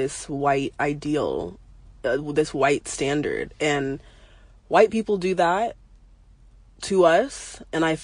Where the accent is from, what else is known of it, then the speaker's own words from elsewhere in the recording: United States; also born or lived in Arizona; I grew up in California and Arizona, not that much around black culture